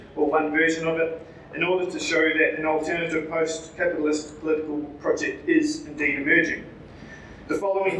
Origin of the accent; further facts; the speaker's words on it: New Zealand; accent: Kiwi; with my Kiwi accent